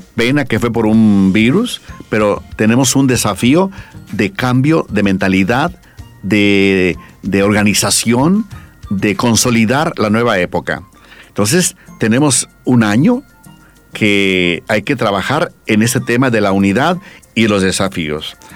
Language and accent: Spanish; Mexico; now in Bolivia; yo soy mexicano, pero estoy aquí en Bolivia